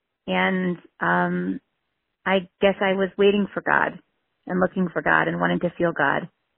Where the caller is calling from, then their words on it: Cleveland, Ohio, United States; I'm calling from Cleveland.